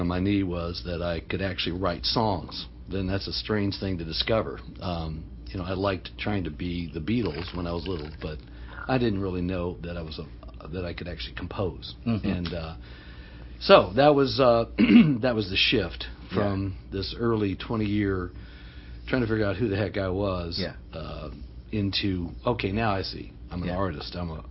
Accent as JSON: {"language": "English", "town": "Alexandria", "region": "Virginia", "country": "United States", "tie": "born or raised there", "said": "I grew up in Northern Virginia."}